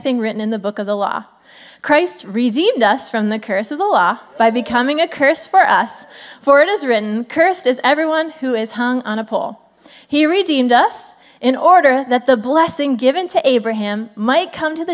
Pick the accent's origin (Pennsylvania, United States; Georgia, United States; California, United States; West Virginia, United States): Pennsylvania, United States; I'm from Pennsylvania, if you didn't know that. Still live there.